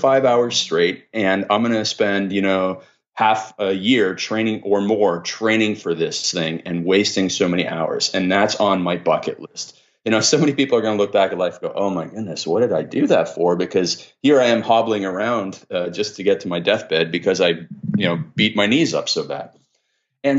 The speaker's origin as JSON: {"language": "English", "country": "Canada", "said": "I'm Canadian"}